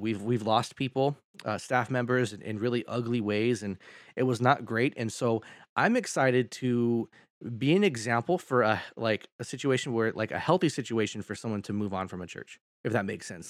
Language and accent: English; Sacramento, California, United States; I grew up here in Sacramento